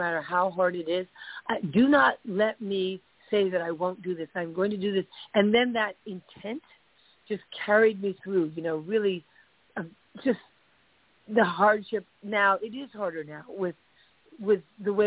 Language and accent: English; New York, United States; moved away as an adult; also born or lived in California; I moved away from California, back to my hometown, New York